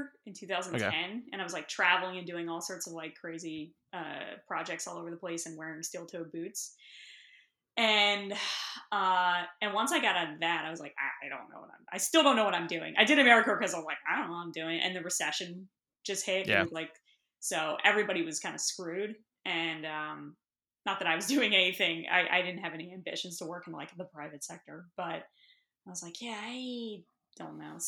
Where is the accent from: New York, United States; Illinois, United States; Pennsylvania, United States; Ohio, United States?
Pennsylvania, United States; Bucks County; also born or lived in Lehigh Valley / Philadelphia; I grew up in Bucks County